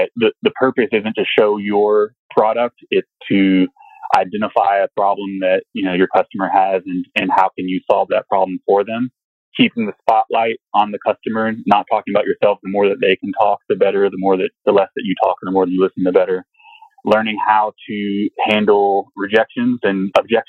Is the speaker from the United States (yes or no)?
yes; Kentucky, United States; moved away; also born or lived in Stanford, California; I was raised in Kentucky. I claim Louisville is my home because it's the only city that people are really familiar with. It's close to where I'm from, but I grew up in the sticks